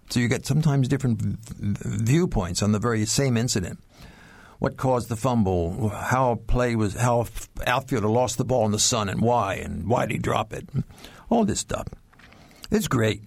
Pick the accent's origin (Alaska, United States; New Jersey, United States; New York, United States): New Jersey, United States; Ocean City; In my hometown, granted it's a small community. Ocean City is founded by Methodist ministers